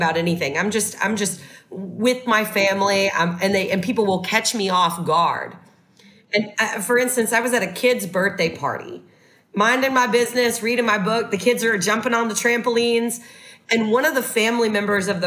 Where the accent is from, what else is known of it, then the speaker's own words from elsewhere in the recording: the South, United States; I was raised in the South